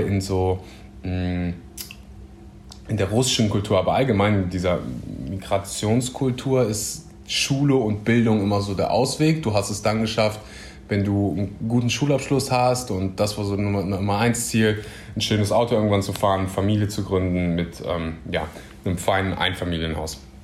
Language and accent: German; Germany; Ich bin mh, mm, aufgewachsen in Deutschland